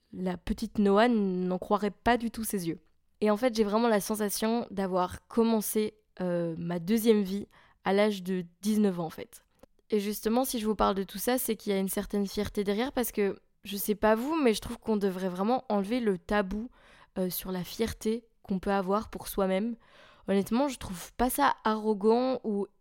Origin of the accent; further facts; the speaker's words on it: a small village near Charleroi, Wallonia, Belgium; moved away as an adult; also born or lived in Maastricht; now in Brussels, Belgium; je suis belge. J'habite à Bruxelles et anciennement je vivais dans un petit village tout paumé près de Charleroi